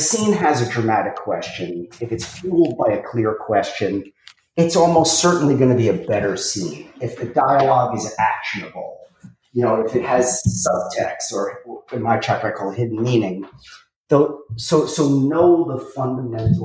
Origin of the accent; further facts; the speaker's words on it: New York City, New York, United States; I come from Brooklyn, and I'm not saying I'm from like such a tough neighborhood